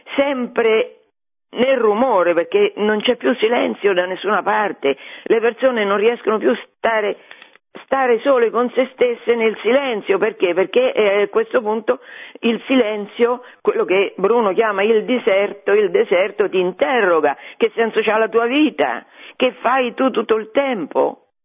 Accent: Fabriano, Marche, Italy; io sono nata a Fabriano e questi monti, Cucco e Catria, li vedo costantemente perché fanno parte del panorama cittadino

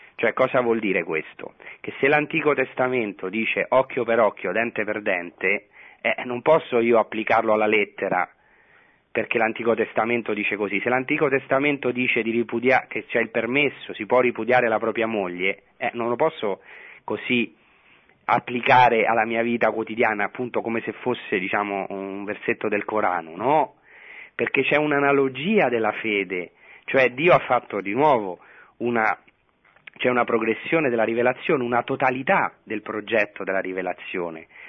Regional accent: Rome, Lazio, Italy; moved away as an adult; now in Israel; io sono nato a Roma a eh, pochi metri eh, dal Vaticano, come, cioè pochi chilometri dal Vaticano, come la mia casa di origine

